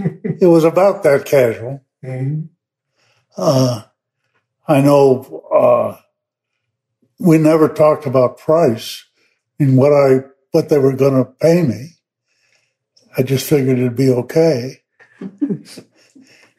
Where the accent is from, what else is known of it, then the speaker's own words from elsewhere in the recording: East Aurora, New York, United States; moved away as an adult; now in Central Kentucky, United States; A little town called East Aurora, which is in western New York, about 20 miles from Niagara Falls